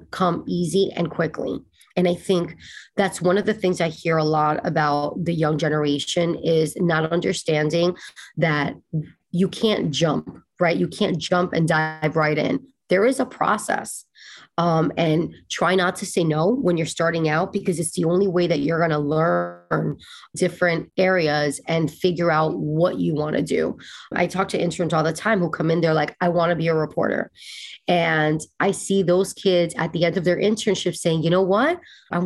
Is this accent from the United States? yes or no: yes; West New York, New Jersey, United States; It was me, my mother, my grandmother, my aunt and my uncle. We shared an apartment in West New York, New Jersey.